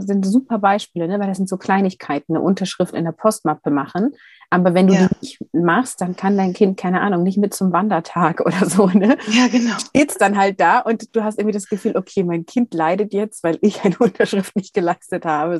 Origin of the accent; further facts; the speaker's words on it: Hamburg, Germany; now in Bremen area, Germany; dass ich geborene Hamburgerin bin